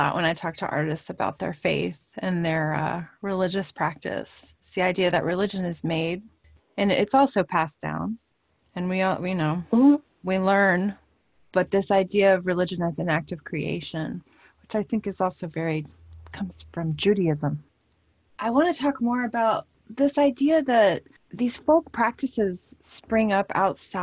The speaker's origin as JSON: {"language": "English", "town": "New Orleans", "region": "Louisiana", "country": "United States", "tie": "born or raised there", "said": "I grew up in New Orleans"}